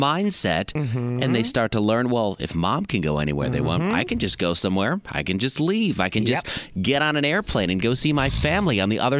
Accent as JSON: {"language": "English", "region": "Indiana", "country": "United States", "tie": "born or raised there", "said": "I grew up in Indiana."}